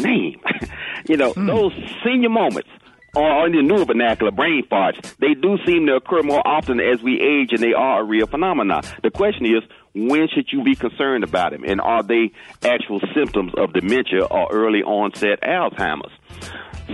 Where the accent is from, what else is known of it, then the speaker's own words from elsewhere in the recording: the South, United States; I'm from the South